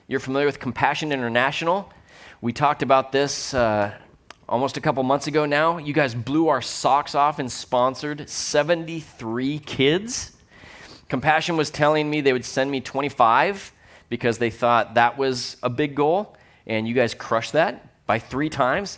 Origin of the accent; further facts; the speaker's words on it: Kirkland, Washington, United States; I grew up in Kirkland